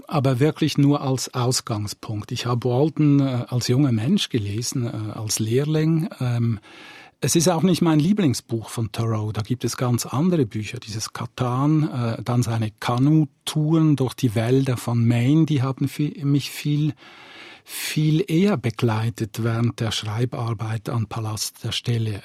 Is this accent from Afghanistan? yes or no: no; Zurich, Switzerland; moved away as an adult; also born or lived in Northwest Ireland; Ich bin am Rand von Zürich aufgewachsen, sehr nahe am Wald